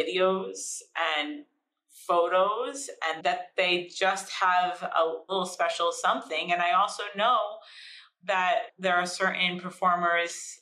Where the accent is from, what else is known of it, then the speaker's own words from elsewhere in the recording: Hawley, Pennsylvania, United States; also born or lived in South Korea; walking my dog in Hawley